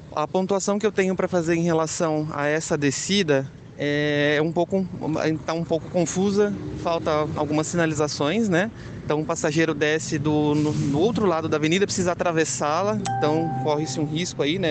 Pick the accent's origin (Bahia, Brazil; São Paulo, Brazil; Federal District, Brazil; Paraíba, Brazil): São Paulo, Brazil; Sorocaba; nós da população de Sorocaba